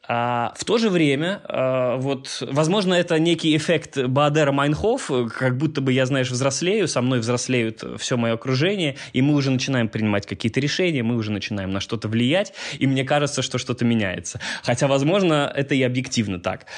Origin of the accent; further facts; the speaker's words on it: Minsk, Belarus; moved away as an adult; also born or lived in Catalonia; Я белорус, вырос здесь, жил до 21 года